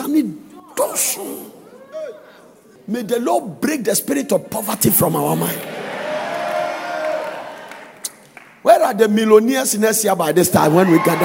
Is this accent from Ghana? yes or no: yes; Ghana; moved away as an adult; now in United States; I am from the beautiful sunny country of Ghana where God lives